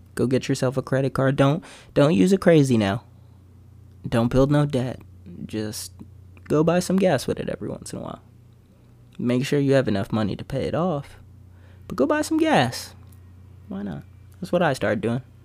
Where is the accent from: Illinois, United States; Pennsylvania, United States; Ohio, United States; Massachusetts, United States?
Pennsylvania, United States; Bethlehem; Growing up in Bethlehem has been fun, for sure.